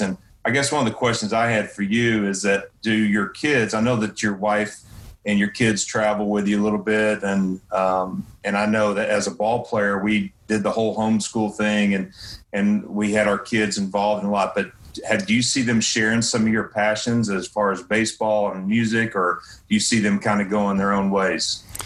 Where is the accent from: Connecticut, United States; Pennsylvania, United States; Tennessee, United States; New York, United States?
Tennessee, United States; East; I grew up in East Tennessee